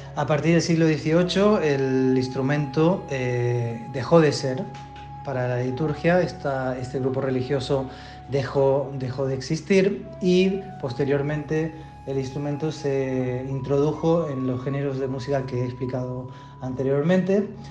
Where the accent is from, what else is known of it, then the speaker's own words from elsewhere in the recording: Spain; moved away as an adult; also born or lived in Argentina / Japan; con mi familia eh, nos, mudamos a España, fue el país donde me crié, eh, hasta los aproximadamente 20 años